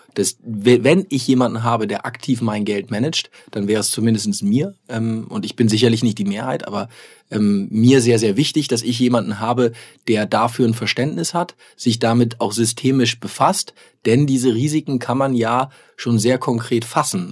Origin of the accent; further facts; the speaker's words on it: Germany; ich persönlich als Deutscher